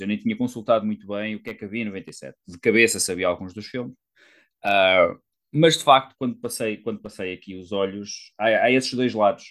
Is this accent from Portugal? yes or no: yes; Coimbra, Centro, Portugal; eu sou de Coimbra